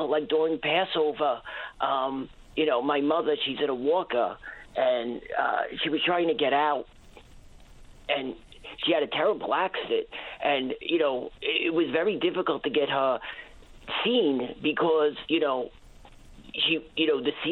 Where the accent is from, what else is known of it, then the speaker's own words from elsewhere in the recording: New York City, New York, United States; now in Newfoundland and Labrador, Canada; I'm an immigrant from New York City originally, and uh, my mother eh, lives here. She was originally from Ottawa.